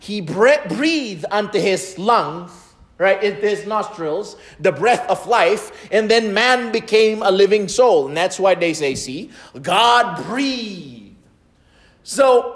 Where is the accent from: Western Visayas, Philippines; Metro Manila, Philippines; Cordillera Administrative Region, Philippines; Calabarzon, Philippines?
Calabarzon, Philippines; Lipa; moved away; my hometown in Lipa City in the Philippines